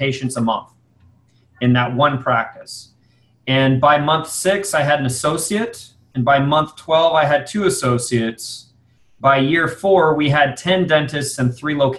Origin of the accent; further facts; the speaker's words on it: San Antonio, Texas, United States; my hometown of San Antonio